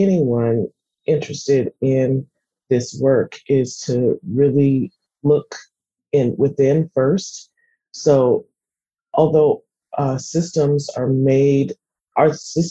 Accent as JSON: {"language": "English", "town": "Seattle", "region": "Washington", "country": "United States", "tie": "born or raised there", "said": "growing up in Seattle"}